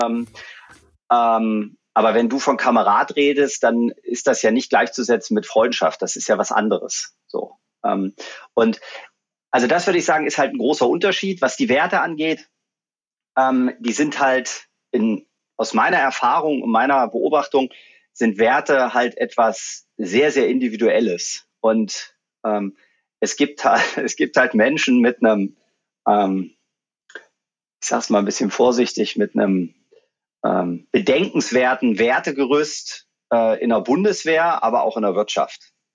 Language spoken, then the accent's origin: German; Magdeburg, Saxony-Anhalt, Germany; moved away as an adult; also born or lived in Munich / Abu Dhabi; ich komme aus Magdeburg